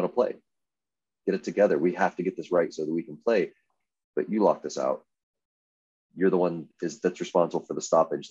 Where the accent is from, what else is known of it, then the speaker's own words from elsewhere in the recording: Texas, United States; now in Arizona, United States; I'm from Texas